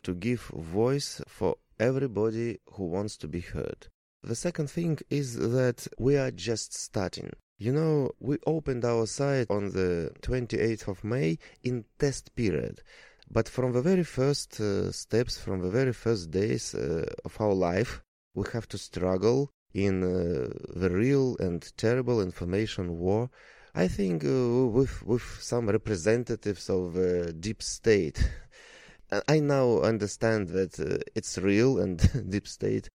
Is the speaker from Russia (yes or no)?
yes; Russia; English is a second language; we are Russians, we are from Russia